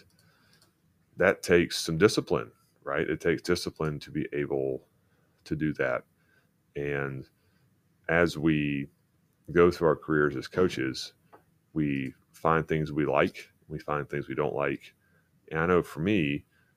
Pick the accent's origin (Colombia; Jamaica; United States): United States; Florida; moved away; I grew up in Florida